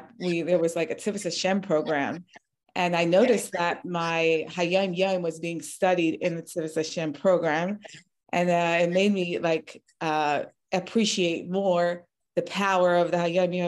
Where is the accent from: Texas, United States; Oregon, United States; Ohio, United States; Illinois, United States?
Oregon, United States; Portland; also born or lived in Melbourne, Australia / Los Angeles, California / Israel; my family was sent on shluchas to Portland when I was a young baby. And I grew up here on shluchas